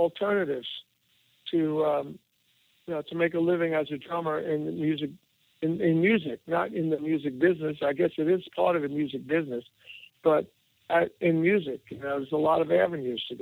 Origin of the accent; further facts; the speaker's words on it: New York City, New York, United States; I grew up in Brooklyn